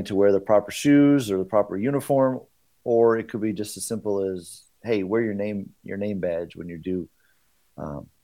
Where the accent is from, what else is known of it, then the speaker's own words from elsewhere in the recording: Michigan, United States; also born or lived in Northwest Indiana; now in Indiana, United States; I'm from Northwest Indiana. Originally grew up in Michigan.